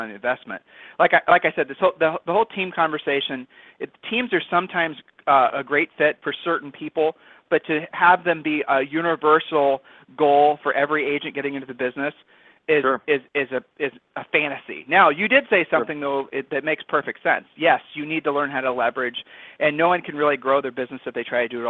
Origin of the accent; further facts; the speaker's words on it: Ohio, United States; I'm from Ohio